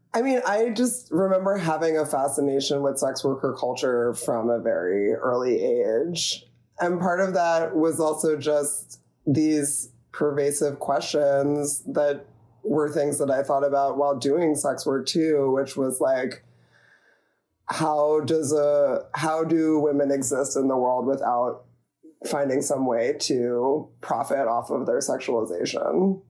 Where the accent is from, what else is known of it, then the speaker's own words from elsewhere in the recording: New Jersey, United States; moved away as an adult; also born or lived in near Philadelphia / Philadelphia; now in San Francisco Bay Area, United States; I grew up in New Jersey